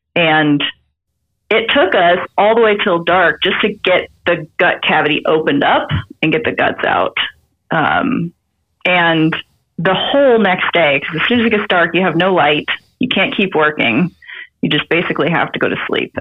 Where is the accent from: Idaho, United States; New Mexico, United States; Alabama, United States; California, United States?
Idaho, United States; now in Montana, United States; I live in Montana. I was born and raised in Idaho